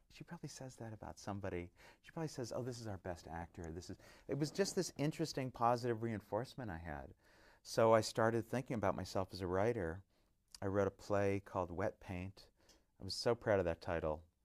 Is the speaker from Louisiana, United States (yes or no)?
no; Orange County, California, United States; growing up in Orange County